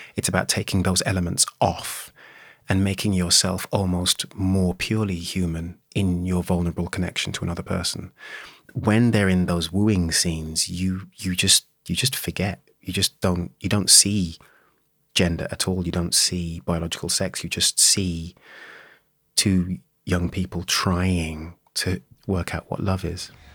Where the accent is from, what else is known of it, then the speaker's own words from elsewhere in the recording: Birmingham, West Midlands, United Kingdom; I was born and raised in Birmingham